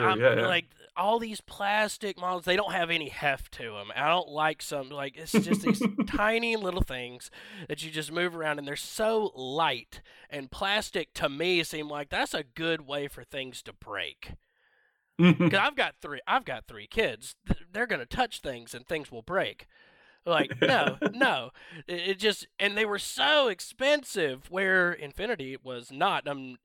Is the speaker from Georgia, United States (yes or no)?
yes; Georgia, United States; now in North Carolina, United States; I'm originally from Northwest Georgia, but I've been here in North Carolina for about 10 years now.